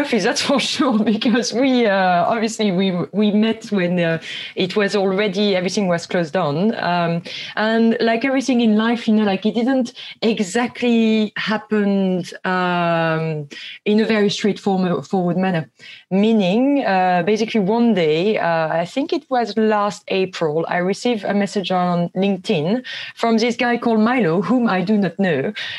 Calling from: London, United Kingdom

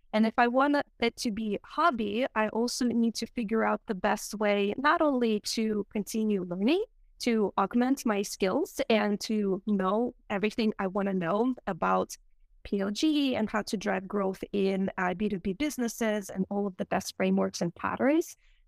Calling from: Nashville, Tennessee, United States; Hi, thank you for having me. I'm dialing in from Nashville, Tennessee.

